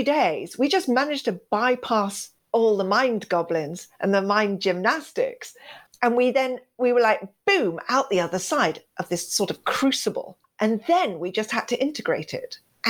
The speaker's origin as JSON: {"language": "English", "country": "Kenya", "said": "I was sent to boarding school. I come from Kenya, East Africa."}